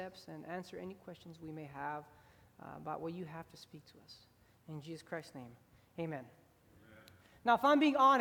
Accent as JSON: {"language": "English", "town": "Houston", "region": "Texas", "country": "United States", "tie": "born or raised there", "said": "I grew up in Houston, Texas"}